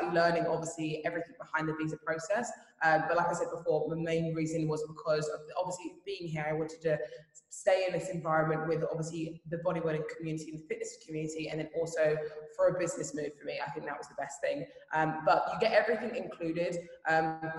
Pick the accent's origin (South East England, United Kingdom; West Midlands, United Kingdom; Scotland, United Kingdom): South East England, United Kingdom; Brighton; moved away as an adult; now in Dubai, United Arab Emirates; my gym in Brighton